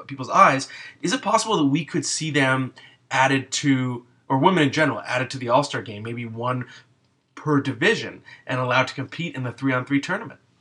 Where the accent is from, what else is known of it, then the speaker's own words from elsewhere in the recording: Ottawa, Ontario, Canada; now in Toronto, Canada; I'm from Ottawa